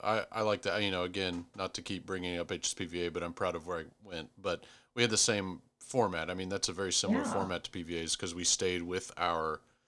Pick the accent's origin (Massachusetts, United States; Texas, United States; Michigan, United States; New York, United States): Texas, United States; as a Texan